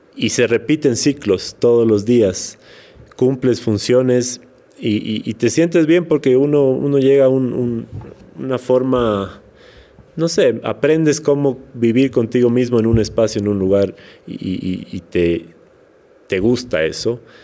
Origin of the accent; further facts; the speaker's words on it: Quito, Pichincha, Ecuador; accent: serrano; also born or lived in Portoviejo, Manabí; yo soy manavita, nací en Puerto Viejo, pero no vivía allá, crecí en Quito. Entonces hablo como un poco serrano, no 100%, serrano, sí